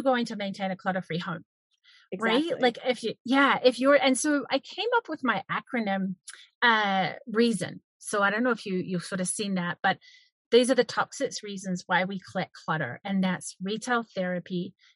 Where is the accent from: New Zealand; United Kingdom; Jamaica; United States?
New Zealand; moved away as an adult; now in Canada; I owned a cafe in New Zealand because I'm originally from New Zealand. I'm now in Canada.